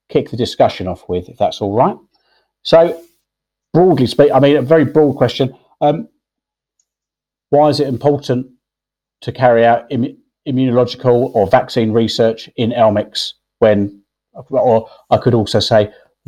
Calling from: Cape Town, Western Cape, South Africa; I'm calling in from the University of Cape Town in South Africa

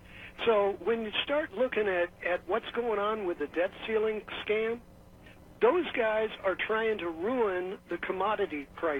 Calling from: California, United States; I'm calling you from California

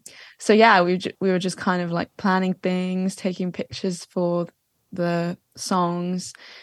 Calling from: Watford, East of England, United Kingdom; Watford, so Watford. Just outside of London.

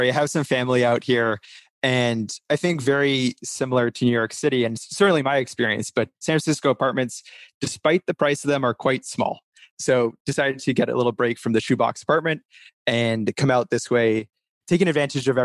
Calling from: London, United Kingdom; So I'm actually calling you from London or just outside of London in the UK.

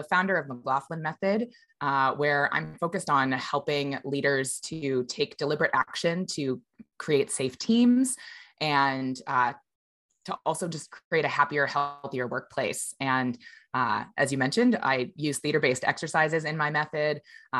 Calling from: Seattle, Washington, United States; I'm here in Seattle, Washington.

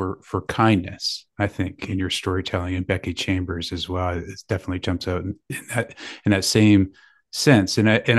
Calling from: Guelph, Ontario, Canada; We're in Guelph, Ontario.

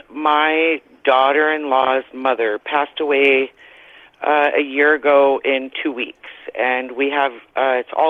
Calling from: Vancouver, British Columbia, Canada; Hello, I'm calling from Vancouver, British Columbia.

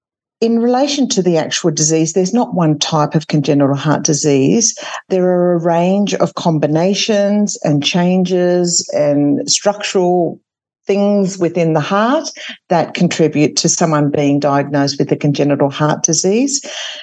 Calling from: Sydney, New South Wales, Australia; So this evening I'm joining you from Sydney, which is Gadigal land.

